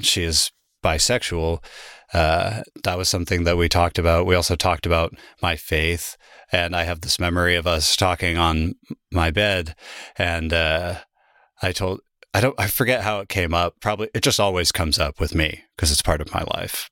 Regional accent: Salem, Oregon, United States; also born or lived in Germany; now in Portland, United States; I came back to my hometown where I was living before I left, in Salem

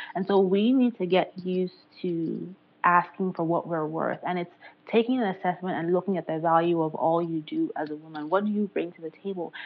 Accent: Nigeria; moved away as an adult; I'm originally from Nigeria

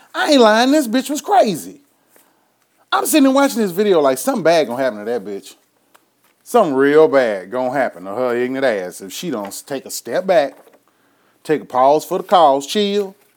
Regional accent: Houston, Texas, United States; coming from my hometown of Houston, Texas. Anybody know me know I'm a H-town nigga.

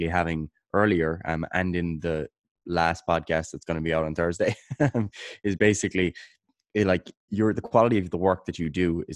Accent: Kerry, Munster, Ireland; I'm from Kerry in Ireland

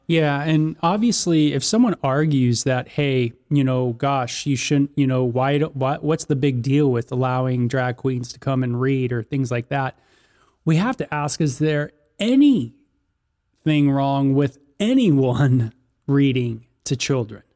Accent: Los Angeles, California, United States; growing up in Southern California and the L A area

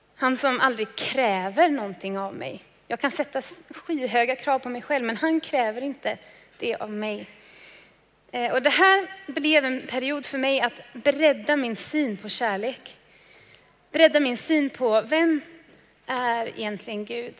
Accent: Trollhättan, Västra Götaland, Sweden; Jag kommer från Trollhättan

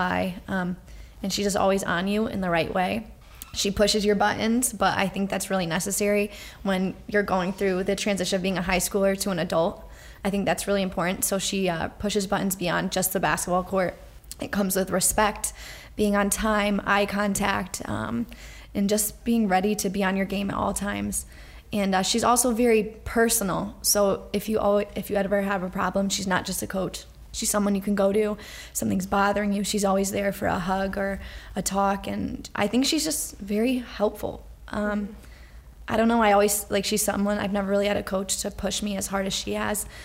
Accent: Cromwell, United States; my hometown in Cromwell

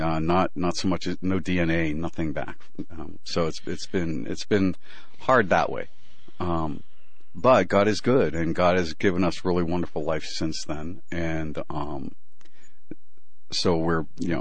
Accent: Pennsylvania, United States; moved away as an adult; also born or lived in Manhattan, New York; I grew up in uh in Pennsylvania

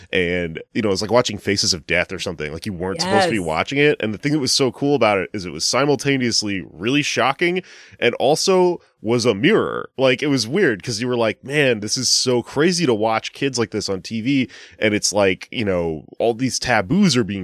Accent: Houston, Texas, United States; I grew up in Southwest Houston

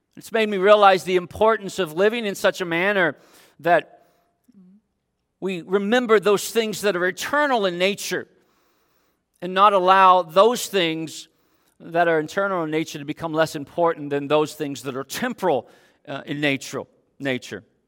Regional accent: Dayton, Ohio, United States; moved away; my hometown of Dayton, Ohio

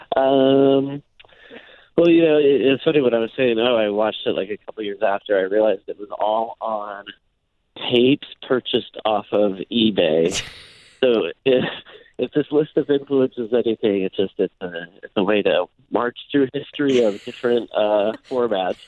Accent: Iowa, United States; moved away; growing up in Iowa

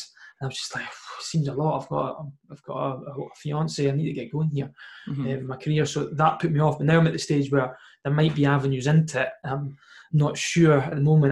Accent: Scotland, United Kingdom; as a Scottish footballer

